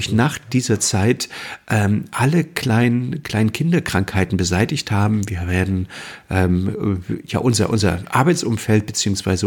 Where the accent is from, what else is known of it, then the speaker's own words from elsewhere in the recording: Mecklenburg-Vorpommern, Germany; bei uns in Mecklenburg